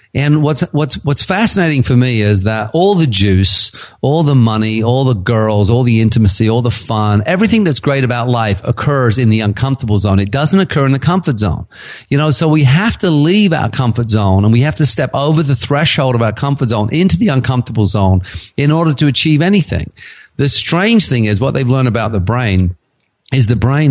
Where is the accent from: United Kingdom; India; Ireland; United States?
United Kingdom; England; now in Kelowna, Canada; I was from England originally. I now live in Canada. I'm a Canadian citizen